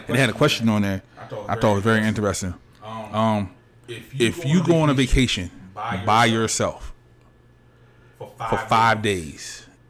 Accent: Baltimore, Maryland, United States; I'm from Baltimore.

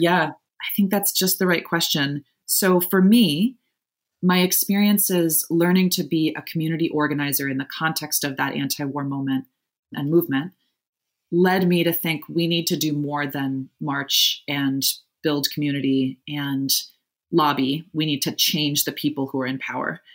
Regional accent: Evanston, Illinois, United States; also born or lived in Providence, Rhode Island; I grew up just outside Chicago in Evanston, Illinois.

